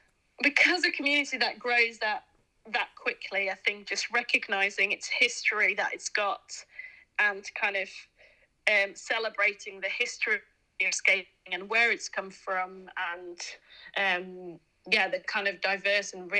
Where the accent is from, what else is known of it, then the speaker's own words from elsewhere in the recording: Netherlands; now in Leeds, United Kingdom; I'm an immigrant in a way. Like, I live in Leeds, but I'm from Holland